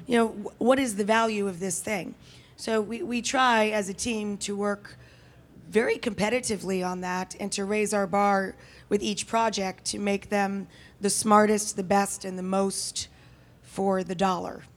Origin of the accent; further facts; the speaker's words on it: the Adirondacks, upstate New York, United States; if I'm in upstate New York where I come from, that's, that's, I'm from the Adirondacks